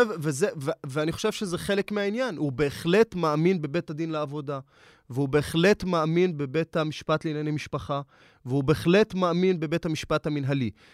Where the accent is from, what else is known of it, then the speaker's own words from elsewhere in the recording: Nazareth, Northern District, Israel; moved away as an adult; also born or lived in Jerusalem; אני במקור מנצרת, עליתי לעיר הקודש מאחת לשנייה, עליתי לעיר הקודש אה, ירושלים ללמוד אה, משפטים